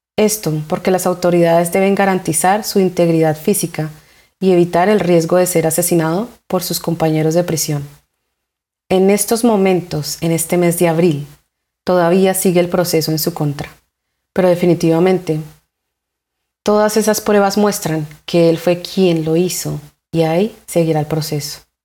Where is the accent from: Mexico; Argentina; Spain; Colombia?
Colombia